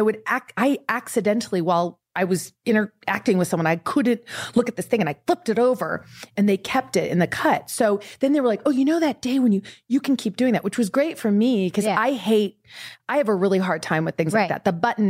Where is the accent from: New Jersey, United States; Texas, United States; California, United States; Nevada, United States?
California, United States; Porterville; I'm from Porterville, California.